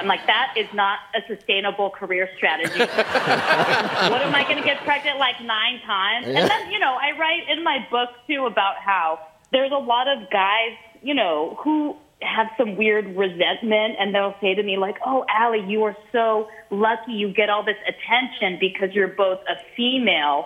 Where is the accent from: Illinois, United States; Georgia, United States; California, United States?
California, United States; San Francisco; my hometown, San Francisco